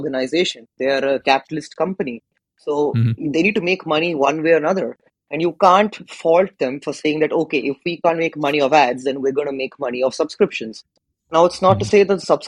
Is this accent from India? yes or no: yes; India; I come from India